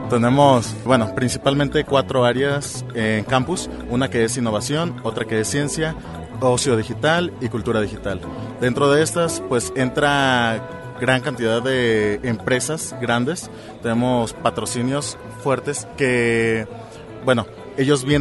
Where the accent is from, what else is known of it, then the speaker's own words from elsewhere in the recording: Colima, Mexico; yo soy de Colima